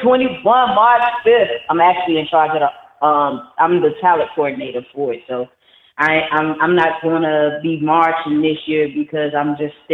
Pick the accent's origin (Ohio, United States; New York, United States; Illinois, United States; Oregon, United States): Illinois, United States; Chicago; now in Georgia, United States; I do reside here in Georgia, right, but I'm originally from Chicago.